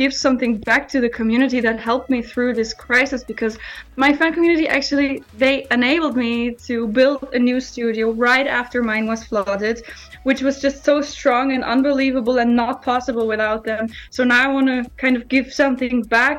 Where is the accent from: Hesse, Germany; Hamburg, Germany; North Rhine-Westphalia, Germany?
North Rhine-Westphalia, Germany; Düsseldorf; also born or lived in Scotland; my hometown, Düsseldorf